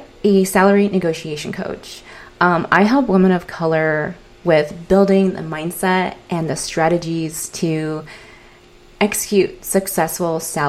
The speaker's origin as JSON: {"language": "English", "town": "San Diego", "region": "California", "country": "United States", "tie": "born or raised there", "said": "I grew up in San Diego, California"}